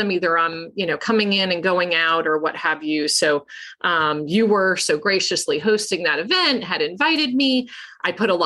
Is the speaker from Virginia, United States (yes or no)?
no; Long Island, New York, United States; now in Hattiesburg, United States; where I grew up on Long Island